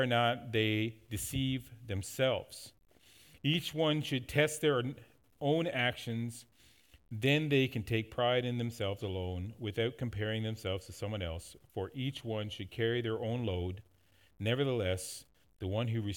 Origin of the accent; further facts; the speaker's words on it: Newfoundland and Labrador, Canada; moved away; When we were growing up in Newfoundland